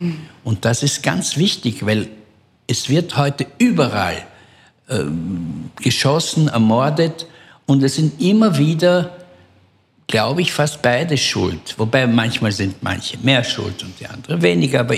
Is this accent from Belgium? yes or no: yes; Belgium; er merkt an meiner Aussprache, dass ich ähm, nicht Israeli bin. Und äh, dann habe ich ihm gesagt, ich bin aus Belgien.